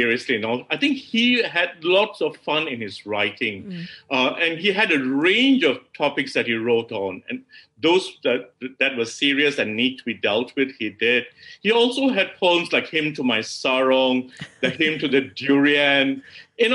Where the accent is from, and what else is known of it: Malaysia